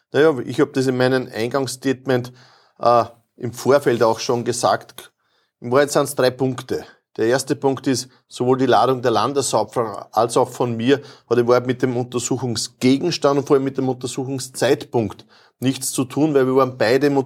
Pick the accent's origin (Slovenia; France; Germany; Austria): Austria; Lower Austria; Ich habe gesagt, na, bei uns in Niederösterreich, wir sagen Grüß Gott.